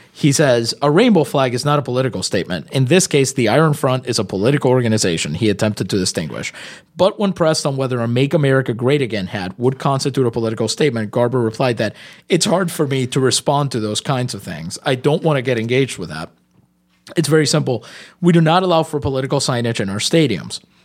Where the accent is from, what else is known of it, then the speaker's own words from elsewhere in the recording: Puerto Rico; first language Spanish; English is a second language; I'm Puerto Rican.